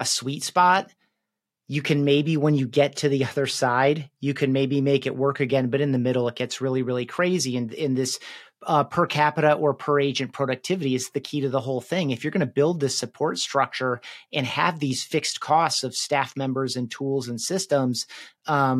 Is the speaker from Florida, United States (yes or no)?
no; West Michigan, United States; now in Colorado, United States; I grew up in West Michigan